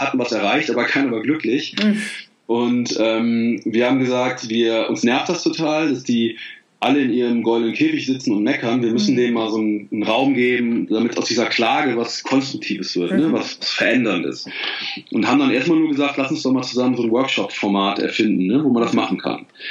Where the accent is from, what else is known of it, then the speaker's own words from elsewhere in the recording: Bergisch Gladbach, North Rhine-Westphalia, Germany; in Bergisch Gladbach, also wo ich aufgewachsen bin